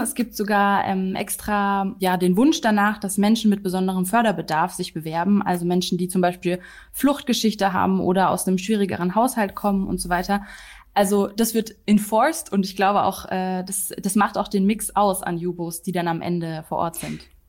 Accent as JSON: {"language": "German", "country": "Germany", "said": "als Deutsche"}